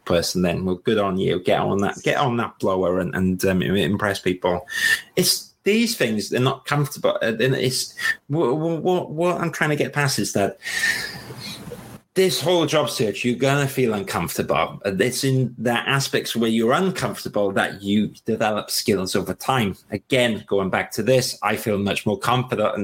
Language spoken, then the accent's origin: English; Wales, United Kingdom; accent: Welsh; I've got my Welsh accent